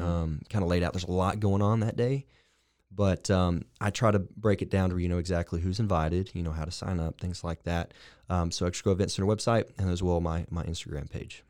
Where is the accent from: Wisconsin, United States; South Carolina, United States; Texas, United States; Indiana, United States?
Texas, United States; Lorena; moved away; also born or lived in Waco, Texas; I am indeed a Waco native. I'm from the, uh, huge metropolis of Lorena, Texas